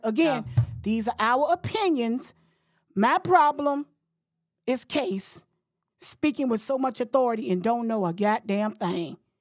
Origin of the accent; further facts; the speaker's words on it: Florida, United States; moved away as an adult; now in Washington, D.C., United States; I'm from Florida. I live in Washington, D C for the past thirty years